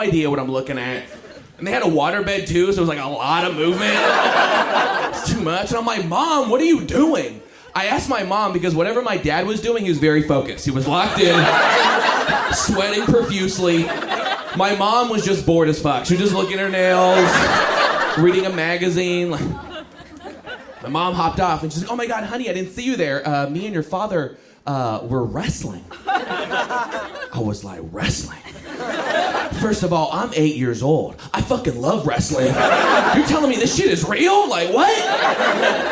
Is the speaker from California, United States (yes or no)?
yes; Los Angeles, California, United States; From Los Angeles, I'm from West